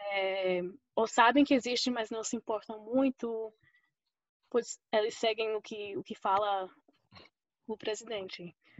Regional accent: Oklahoma, United States; accent: mixture of Fortaleza, Rio and Paraíba; first language Spanish; Portuguese is a second language; also born or lived in Costa Rica / Campina Grande, Brazil / Recife, Brazil; now in Pittsburgh, United States; Então, eu nasci aqui em Oklahoma, é, que fica perto do Texas. E morei uns dois anos na Costa Rica, cresci falando espanhol

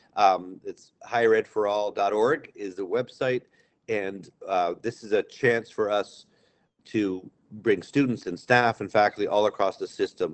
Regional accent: Amherst, Massachusetts, United States; I grew up in Amherst and watched the Fine Arts Center rise

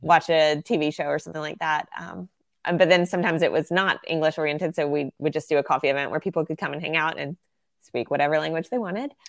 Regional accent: Southern United States, United States; accent: Southern American; very aware of my Southern American accent

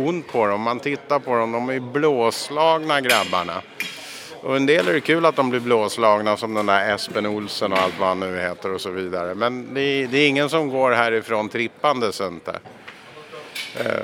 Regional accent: Scotland, United Kingdom; now in Sweden; Jag kommer från Skottland från första början

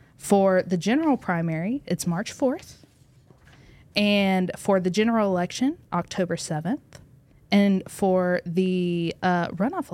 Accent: Northwest Arkansas, United States; I'm from Northwest Arkansas.

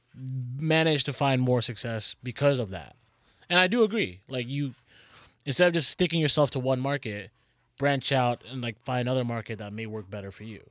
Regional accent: Toronto, Ontario, Canada; We're from Toronto

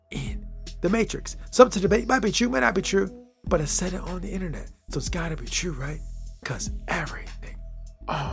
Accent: United States; My home country, my homeland, America

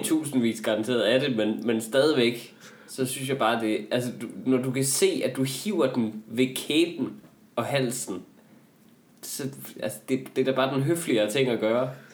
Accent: Northwest Jutland, Central Denmark Region, Denmark; vi er jo begge to fra øh, Vestjylland. Ja. Jeg, jeg er fra Nord, Nordvestjylland

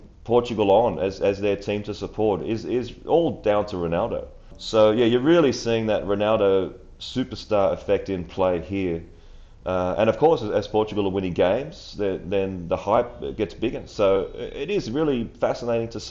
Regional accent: Australia; as a kid growing up in Australia and supporting the Socceroos

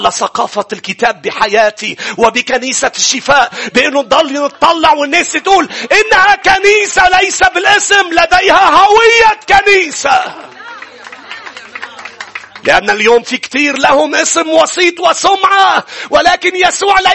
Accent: Lebanon; كانوا يسموني كان في اشخاص تقول لي انت انت لبناني ام صيني كانوا عيوني بعد اكثر كنت انجرح انه لا انا لبناني

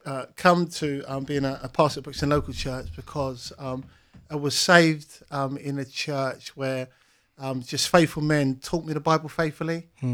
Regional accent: Cairns, Queensland, Australia; And growing up from a background, growing up in Cairns, seeing a brokenness in our community, having friends with free falling through the criminal justice system

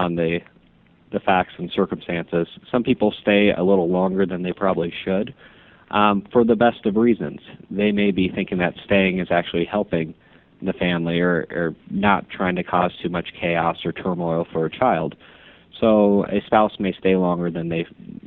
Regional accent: Omaha, Nebraska, United States; moved away as an adult; now in Kansas City, United States; I'm originally from Omaha. So born and raised in Omaha, went to Ralston High School

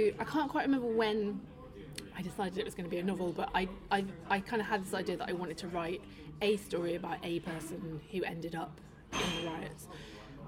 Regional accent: Manchester, North West England, United Kingdom; moved away as an adult; also born or lived in London; now in Manchester, United Kingdom; I'm from Manchester

